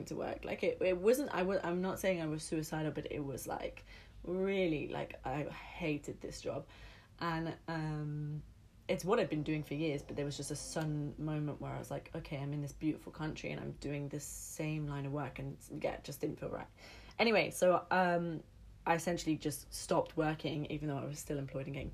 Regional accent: London, United Kingdom; I grew up in London

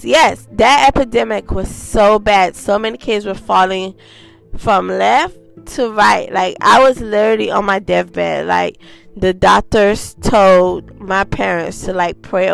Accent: Haiti; moved away; I was born in Haiti.

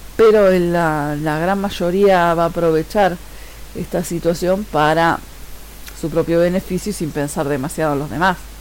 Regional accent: Uruguay; soy uruguaya

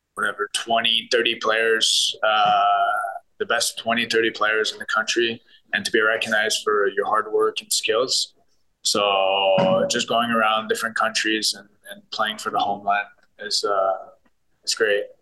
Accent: Montreal, Quebec, Canada; born or raised there; now in Ottawa, Canada

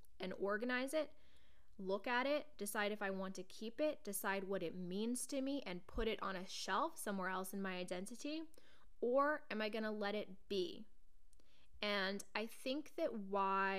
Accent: Portland, United States; moved away as an adult; now in New York, United States; growing up in Portland, I had many, many lifelong friends who knew me inside and out

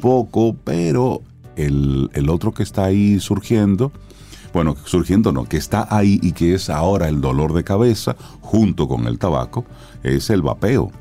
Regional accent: Dominican Republic

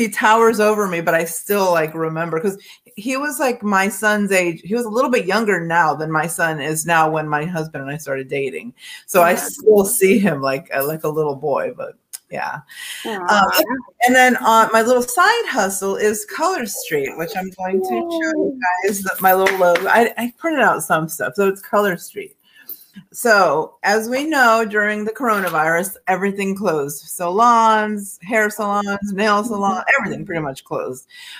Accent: Lubbock, Texas, United States; also born or lived in California; I'm originally from California. I was born in California. My family moved around a lot. From California, we moved to Lubbock, Texas, and then I started Tech, graduated high school, started Tech.

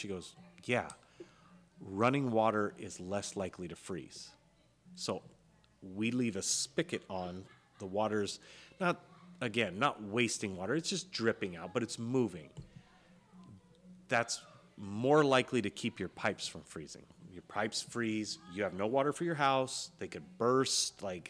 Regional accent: Georgia, United States; accent: Southern; if you have a Southern accent, I'm from Georgia, I talk a little slower

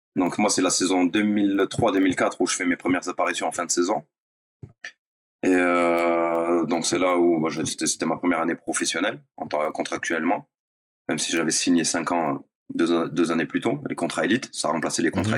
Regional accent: Nice, Provence-Alpes-Côte d'Azur, France; moved away as an adult; j'ai fait du foot pour suivre les copains à la base euh, du collège ou de l'école primaire. J'étais à Nice

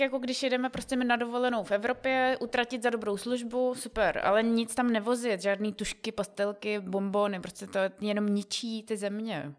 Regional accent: Czechia; my jako Češi

